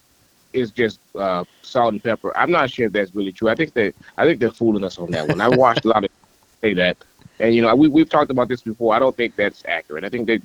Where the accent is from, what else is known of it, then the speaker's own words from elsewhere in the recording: East St. Louis, Illinois, United States; St. Louis. Now, that's where I'm from. I'm from East St. Louis, actually.